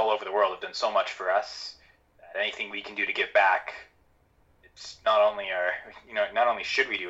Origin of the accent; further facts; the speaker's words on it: Canada; I know I'm Canadian, so we in Canada have Remembrance Day in November